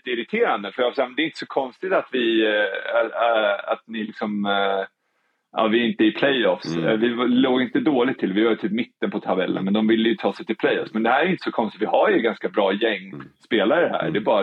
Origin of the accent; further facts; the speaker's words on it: Spain; Swedish is a second language; Jag kommer ju från Spanien där, liksom där man, sa alltså 110 fokuserad hela tiden.